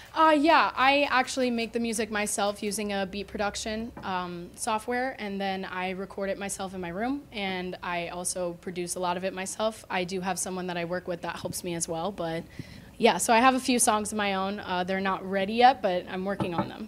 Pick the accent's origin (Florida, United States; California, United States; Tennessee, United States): Florida, United States; Deerfield Beach; I'm from Deerfield Beach